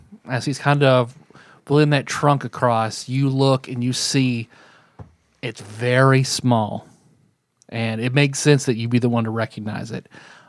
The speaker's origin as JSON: {"language": "English", "region": "Kentucky", "country": "United States", "said": "I am from Pike County, Kentucky."}